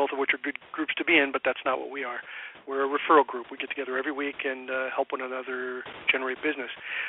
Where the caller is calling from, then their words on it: California, United States; I'm actually at my home office or home location in business here in Southern California.